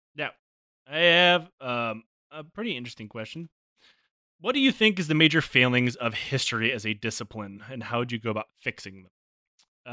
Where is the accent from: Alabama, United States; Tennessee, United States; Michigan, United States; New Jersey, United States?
Michigan, United States; I, I grew up in Michigan